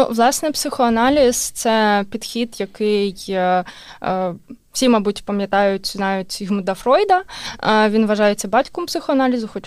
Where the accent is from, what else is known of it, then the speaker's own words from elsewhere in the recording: Kharkiv, Kharkiv Oblast, Ukraine; moved away as an adult; now in Estonia; Я з Харкова.